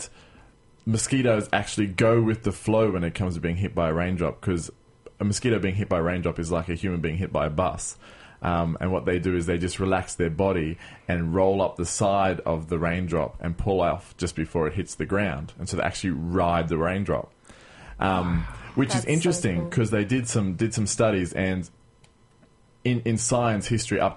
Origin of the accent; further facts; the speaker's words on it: Queensland, Australia; moved away; I'm coming from Queensland where mosquitoes are quite prevalent